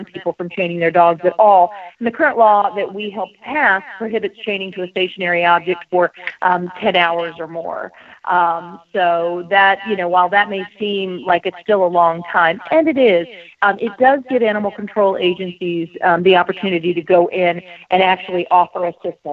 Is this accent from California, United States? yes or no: no; Florida, United States; now in Oregon, United States; I actually am a Florida girl by birth. I was raised in Florida.